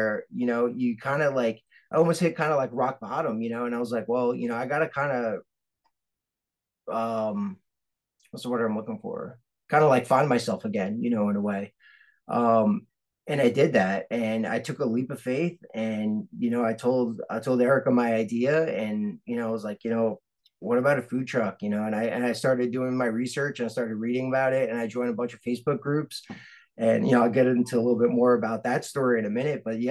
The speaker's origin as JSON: {"language": "English", "town": "New York City", "region": "New York", "country": "United States", "tie": "born or raised there", "moved": "as an adult", "said": "I grew up in Staten Island"}